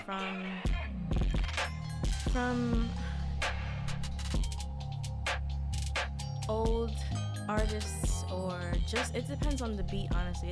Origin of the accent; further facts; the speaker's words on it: New York City, New York, United States; I'm from Flushing